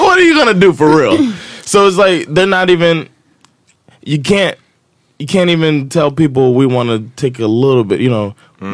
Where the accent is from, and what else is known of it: United States